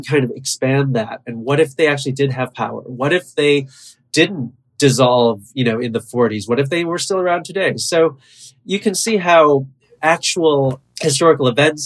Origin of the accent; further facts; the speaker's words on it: Buffalo, New York, United States; now in New York, United States; I've been in New York for a long time, but I was born and raised in Buffalo.